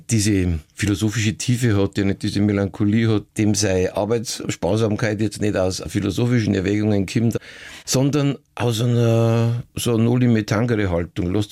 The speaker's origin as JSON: {"language": "German", "town": "Passau", "region": "Bavaria", "country": "Germany", "tie": "born or raised there", "said": "ich bin Kabarettist, Schauspieler und Niederbayer. Schon mit meinem ersten Programm habe ich meine Heimatstadt Passau in größte Aufregung versetzt."}